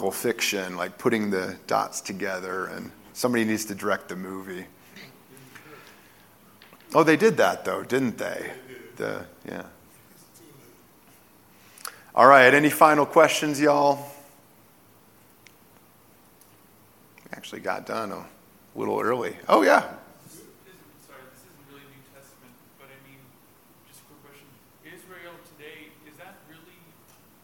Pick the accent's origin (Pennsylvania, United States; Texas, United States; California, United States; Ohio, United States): Texas, United States; I was born in Texas